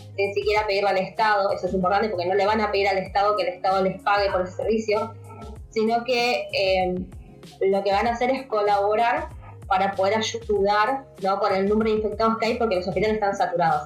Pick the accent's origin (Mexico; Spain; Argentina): Argentina; acá en Argentina